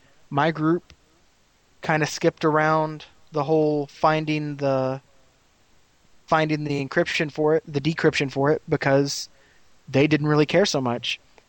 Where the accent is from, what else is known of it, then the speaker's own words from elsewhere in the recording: Las Vegas, Nevada, United States; You know, I'm from Las Vegas. The Killers is a band in Las Vegas.